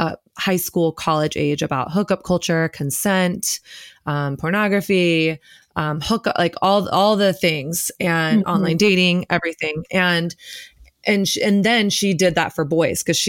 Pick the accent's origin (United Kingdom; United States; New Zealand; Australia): United States; the South, Southern United States; growing up in Southern Christian culture